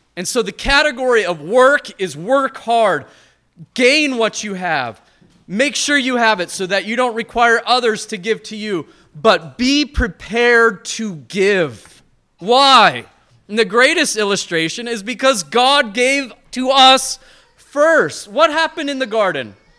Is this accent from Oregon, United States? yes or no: no; Montana, United States; I'm from Montana